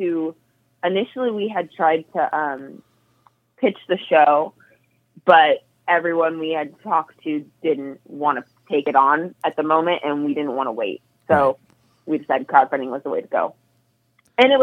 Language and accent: English; Northern California, United States; I'm from NorCal.